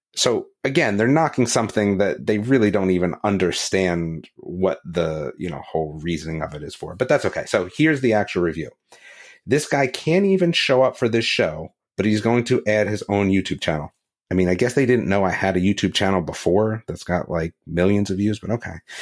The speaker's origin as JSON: {"language": "English", "region": "New Jersey", "country": "United States", "tie": "born or raised there", "moved": "yes", "lives_now": "North Carolina, United States", "said": "I grew up in New Jersey"}